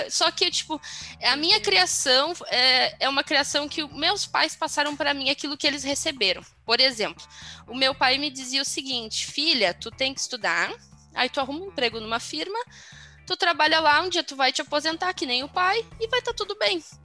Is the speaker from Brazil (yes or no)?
yes; Porto Alegre, Rio Grande do Sul, Brazil; eu sou gaúcha de Porto Alegre